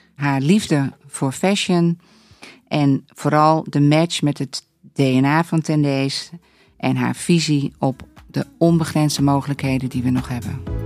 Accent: Netherlands; ik ben gewoon eh, eh, super Hollands

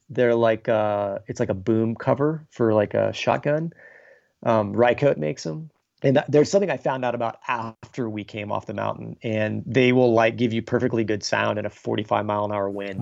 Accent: Texas, United States; I grew up in Texas in, like, a, a smaller town

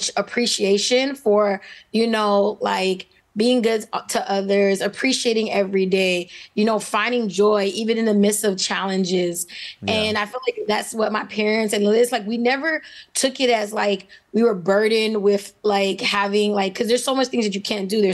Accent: Miami, Florida, United States; born and raised in Miami, Florida. I know as I'm a native

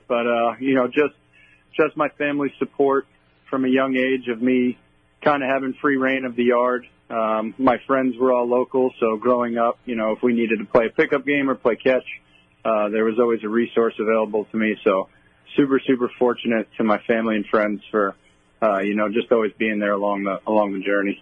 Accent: West Islip, New York, United States; I grew up on the south side of Montauk Highway, right behind Good Samaritan Hospital

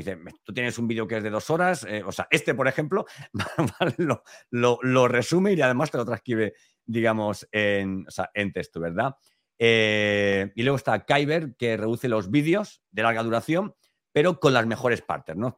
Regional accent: Elche, Valencian Community, Spain; yo soy de Elche, de Alicante

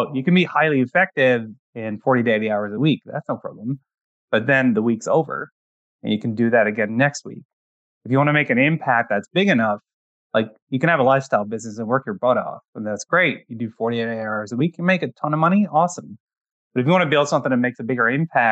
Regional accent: Netherlands; English is a second language; moved away as an adult; now in Canada; I'm actually originally from the Netherlands

